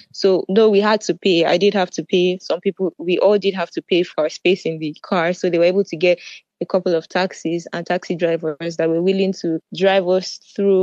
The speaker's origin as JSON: {"language": "English", "country": "Nigeria", "also_born_or_lived": "Sumy, Ukraine", "moved": "as an adult", "lives_now": "Netherlands", "said": "I'm from Nigeria"}